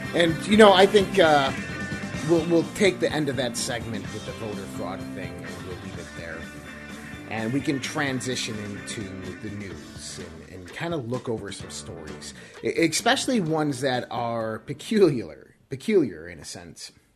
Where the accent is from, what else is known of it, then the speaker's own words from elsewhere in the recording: United States; we as an American people